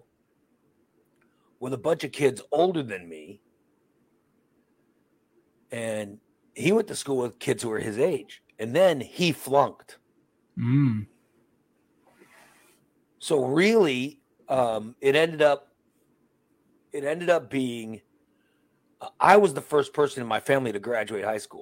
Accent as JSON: {"language": "English", "area": "Chicago and Gillespie", "region": "Illinois", "country": "United States", "tie": "born or raised there", "first_language": "Spanish", "second_language": "English", "said": "We moved from Chicago to Gillespie. Okay. So no one spoke Spanish in Gillespie. I mean, nobody. In Chicago, everybody spoke Spanish"}